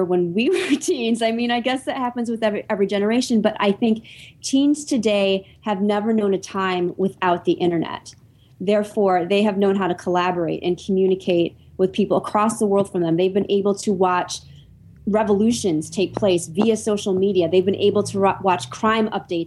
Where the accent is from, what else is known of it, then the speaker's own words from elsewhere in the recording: Michigan, United States; I grew up in Michigan